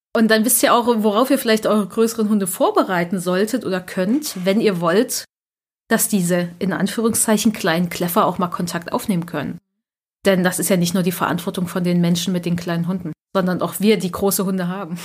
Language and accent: German; Germany; bei uns in Deutschland